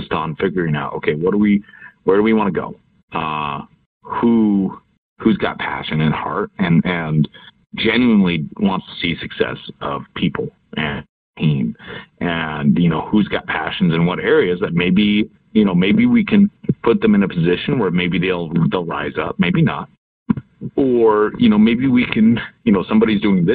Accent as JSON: {"language": "English", "town": "Seattle", "region": "Washington", "country": "United States", "tie": "born or raised there", "said": "Born and raised in Seattle"}